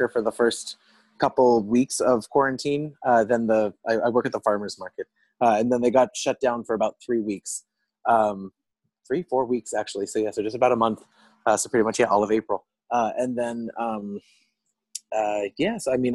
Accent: Los Angeles, California, United States; I'm from Los Angeles, California. I'm a local

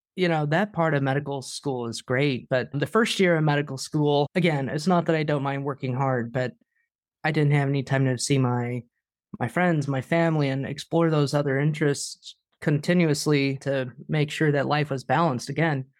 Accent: Wichita, Kansas, United States; my hometown of Wichita

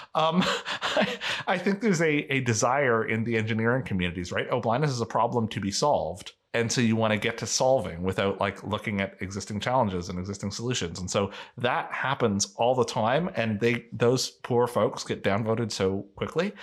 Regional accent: Canada; I am a Canadian

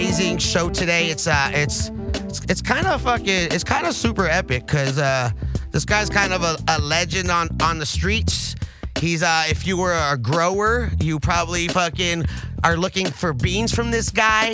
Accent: the Valley, California, United States; I'm from the Valley

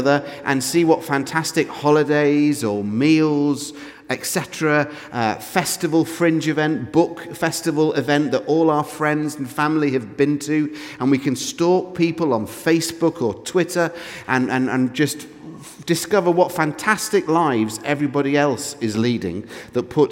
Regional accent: England, United Kingdom; I'm English

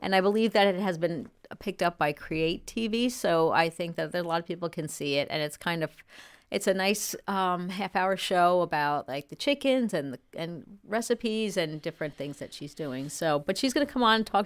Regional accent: New York, United States; I grew up in New York

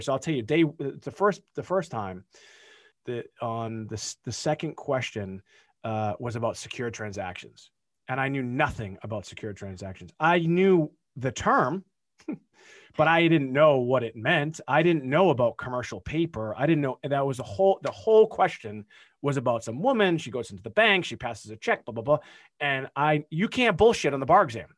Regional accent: Boston, Massachusetts, United States; We're from Boston, so wicked's a thing

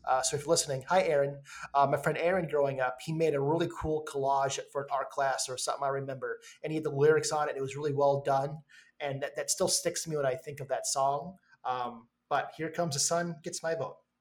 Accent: Minnesota, United States; I'm from Minnesota

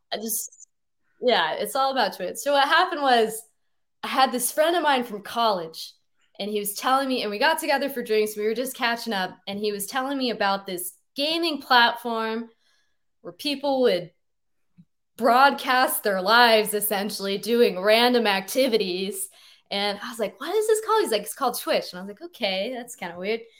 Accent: Boise, Idaho, United States; moved away as an adult; now in Seattle, United States; I grew up in Boise, Idaho

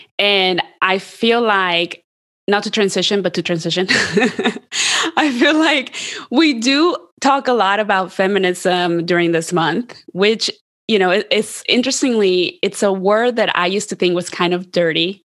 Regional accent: Columbus, Ohio, United States; Columbus, Ohio, which is where I grew up. And there was like, no one looked like me, and definitely no one sounded like me.

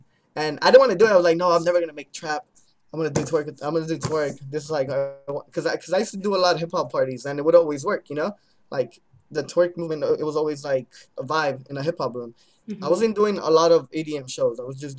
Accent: Denver, Colorado, United States; Before I played my hometown show, it was Denver.

